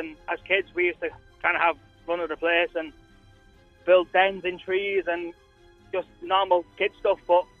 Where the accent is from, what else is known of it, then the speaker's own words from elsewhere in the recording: Leeds, Yorkshire and the Humber, United Kingdom; So there's two cemeteries in Leeds, and my granddad was a caretaker of one in a place called Hare Hills.